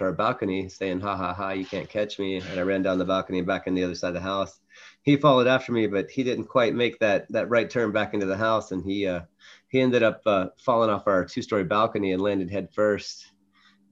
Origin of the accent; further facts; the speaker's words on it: northern West Virginia, United States; also born or lived in Atlanta, Georgia; I was born in Atlanta, Georgia, moved when I was three. We ended up settling about an hour south of Pittsburgh, Pennsylvania, in northern West Virginia, small town, a university town